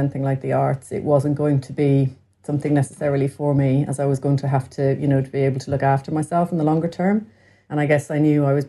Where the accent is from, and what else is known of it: Dublin, Leinster, Ireland; born or raised there; also born or lived in Clare